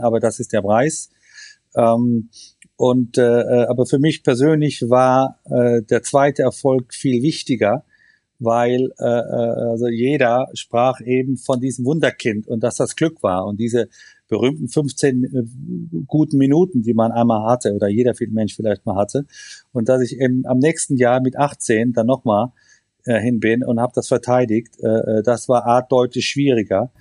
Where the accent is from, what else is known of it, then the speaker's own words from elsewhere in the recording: Germany; wir sind Deutsche